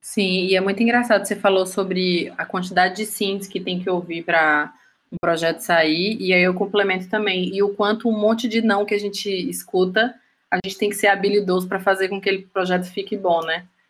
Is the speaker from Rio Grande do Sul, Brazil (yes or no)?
no; Juazeiro, Bahia, Brazil; also born or lived in Salvador; como eu sou de Juazeiro, Juazeiro é uma cidade que é, que é divisa, né, de estado com Pernambuco, eu cresci